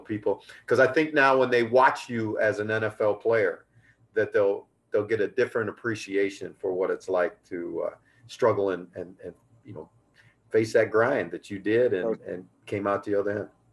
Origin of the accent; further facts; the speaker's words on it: United States; an American who grew up in the game